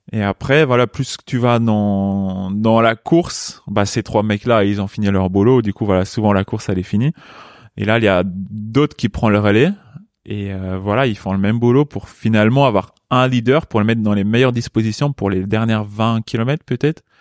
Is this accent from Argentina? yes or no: no; Luxembourg; moved away as an adult; also born or lived in Chambéry, France; À 18 ans, je suis parti du Luxembourg pour mhm. aller à Chambéry